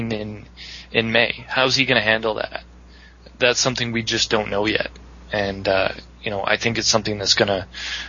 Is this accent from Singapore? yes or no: no; Canada; Us Canadians